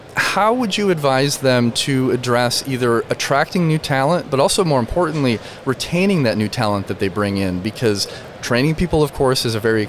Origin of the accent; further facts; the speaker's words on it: rural Michigan, United States; I grew up in rural Michigan